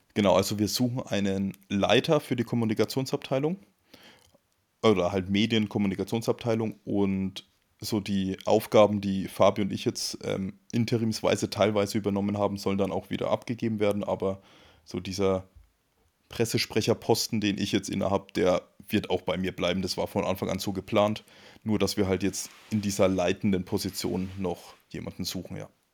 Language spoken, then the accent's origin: German; Coburg, Bavaria, Germany; moved away; also born or lived in Nuremberg / Munich; Ich komme ursprünglich auch aus dem Frankenland. Also ich komme aus Coburg, das ist der nördlichste Zipfel von Bayern, von Franken.